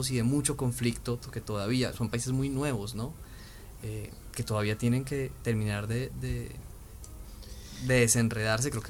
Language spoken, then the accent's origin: Spanish; Colombia; pocas veces nos hemos puesto a preguntarnos qué somos colombianos, qué, somos, qué es lo que significa ser colombiano, eh, darle valor al ser colombiano, entender nuestra historia, el de dónde venimos